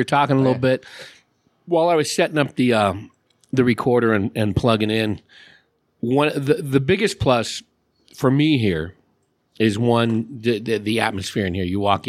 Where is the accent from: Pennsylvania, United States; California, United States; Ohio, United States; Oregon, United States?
California, United States; We I grew up in the San Francisco Bay Area, so there was I was in the East Bay outside of Oakland.